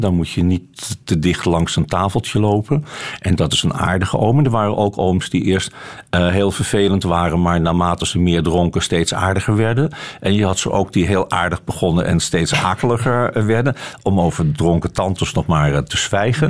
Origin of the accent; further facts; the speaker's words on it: Amsterdam, North Holland, Netherlands; moved away; also born or lived in Haarlem; ik ben eh, geboren in Haarlem en opgegroeid in Amsterdam. En eh, ik woon in geen van beide meer